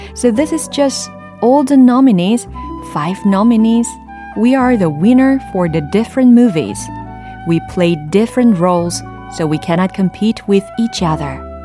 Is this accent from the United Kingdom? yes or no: no; South Korea; I'm from Korea